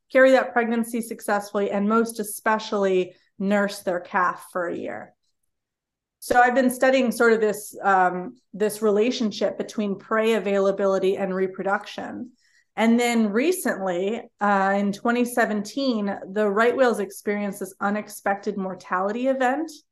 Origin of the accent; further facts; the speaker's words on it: Cleveland, Ohio, United States; moved away as an adult; now in South Carolina, United States; actually from Cleveland, Ohio, so nowhere near the ocean.